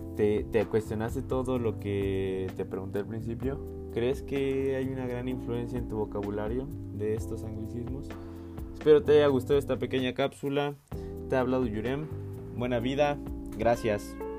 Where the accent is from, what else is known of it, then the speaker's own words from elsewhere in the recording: Mexico; como mexicanos